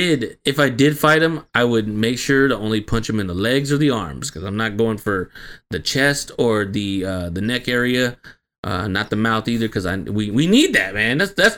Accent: Cleveland, Ohio, United States; And we come from Cleveland. You know what I'm saying, man? East 1999.

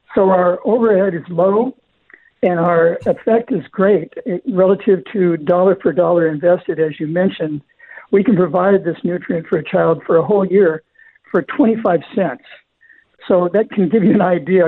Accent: Southern California, United States; I grew up in Southern California

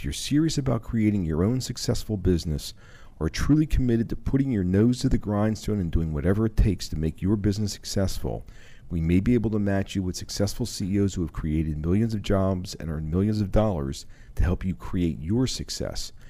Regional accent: Powell, Wyoming, United States; moved away; I'm originally from Powell, Wyoming.

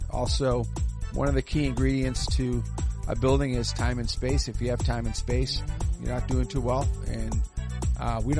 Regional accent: Boston, Massachusetts, United States; moved away as an adult; now in Dayton, United States; Boston. I moved here in 1988 owned a few businesses. My first hockey situation here in Dayton was at Sports Plus. You know, I played hockey in Boston.

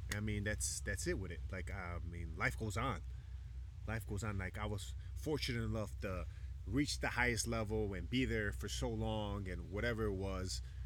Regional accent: Chicago, Illinois, United States; moved away as an adult; now in Isla Mujeres, Mexico; growing up in Chicago

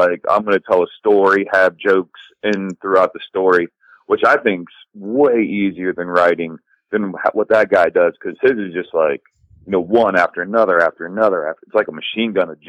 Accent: Ohio, United States; moved away as an adult; now in Los Angeles, United States; I'm originally born and raised in Ohio. I moved out to LA about 7 years ago

